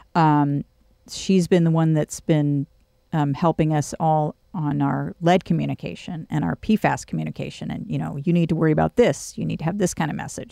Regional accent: California, United States; moved away as an adult; now in College Station, United States; I grew up doing in California

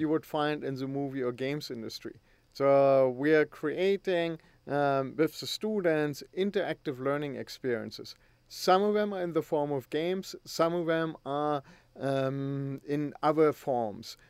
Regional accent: Germany; moved away; back in Germany when I grew up.

